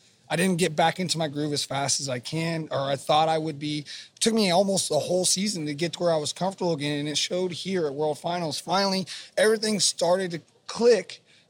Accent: Houston, Texas, United States; I had a freestyle win in Houston as well this year, right in front of him, in front of my hometown crowd.

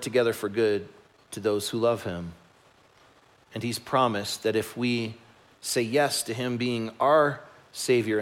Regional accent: Chicago, Illinois, United States; moved away; I grew up in Chicago

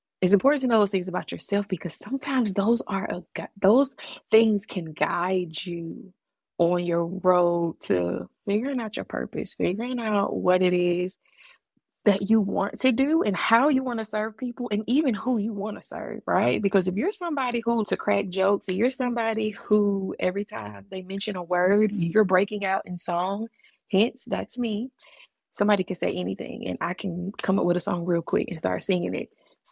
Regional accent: Augusta, Georgia, United States; moved away; I'm from the AUG, Augusta, Georgia, baby, all day, every day. And regardless of where I move in life and in the country and where I've been, I will always be from Augusta, Georgia. It is a part of my upbringing

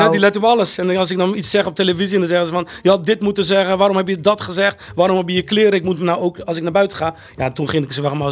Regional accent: Rotterdam, South Holland, Netherlands; born there; Ik ben geboren in Rotteknor, Rotterdam.

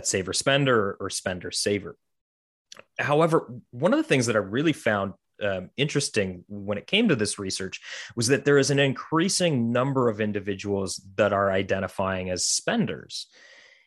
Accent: Canada; growing up in Canada

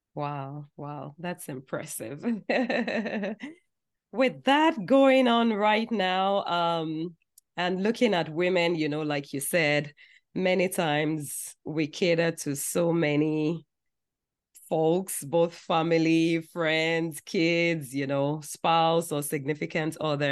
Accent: Nigeria; growing up in Nigeria

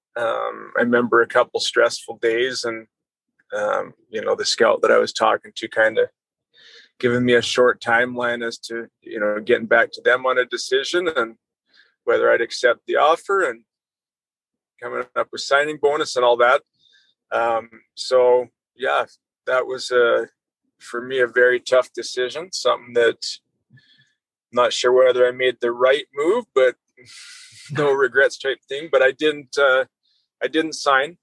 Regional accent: Southern Alberta, Canada; good years in Southern Alberta

